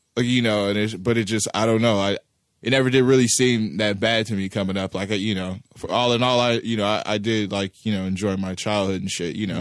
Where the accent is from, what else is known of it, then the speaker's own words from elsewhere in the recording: Los Angeles, California, United States; also born or lived in Pacoima / Sylmar; I was born in, uh, in Van Nuys